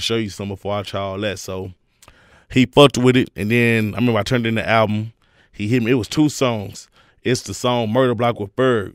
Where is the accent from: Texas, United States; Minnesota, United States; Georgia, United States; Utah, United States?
Texas, United States; Houston; I grew up the whole Houston movement.